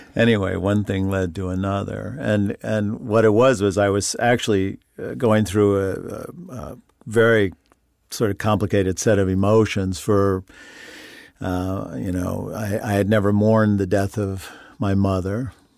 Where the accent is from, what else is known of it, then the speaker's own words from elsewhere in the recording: Long Island, New York, United States; moved away; I grew up on Long Island